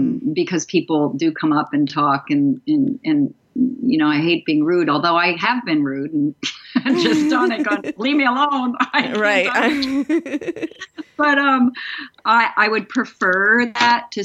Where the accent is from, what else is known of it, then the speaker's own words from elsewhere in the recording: East Coast, United States; moved away as an adult; also born or lived in Dallas, Texas; I'm from the East Coast